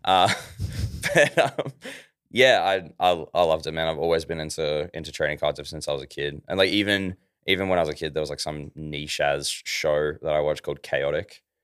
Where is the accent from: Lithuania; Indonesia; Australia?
Australia; Ballarat, Victoria; also born or lived in Melbourne; I'm from Ballarat